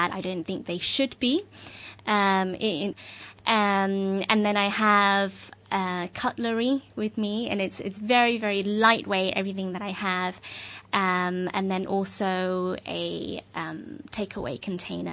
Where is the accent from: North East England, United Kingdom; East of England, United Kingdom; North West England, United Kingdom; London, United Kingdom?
London, United Kingdom; moved away as an adult; now in Hong Kong; I'm originally from London. I've been living in Hong Kong for almost 5 years now